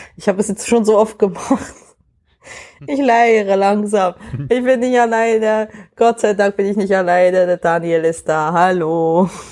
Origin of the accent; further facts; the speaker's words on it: near Worb, Emmental, Bern, Switzerland; moved away; so neben Worp ähm, und also quasi auch in der Nähe, wo ich aufgewachsen bin